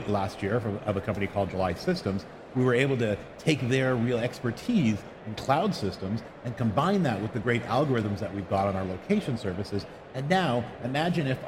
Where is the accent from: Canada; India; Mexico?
Canada; accent: Canadian; moved away as an adult; now in Bay Area, United States; I'm a Canadian natively, but I moved down to the Bay Area